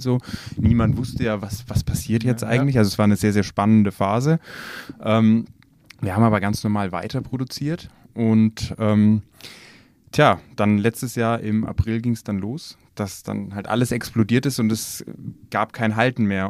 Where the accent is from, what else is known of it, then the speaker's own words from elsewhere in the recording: Nuremberg, Bavaria, Germany; wir kommen aus Nürnberg